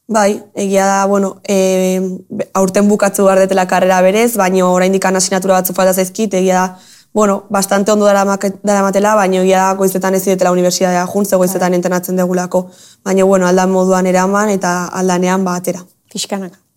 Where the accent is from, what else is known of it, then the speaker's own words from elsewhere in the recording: Tolosa, Basque Country, Spain; ni tolosara naiz, tolosan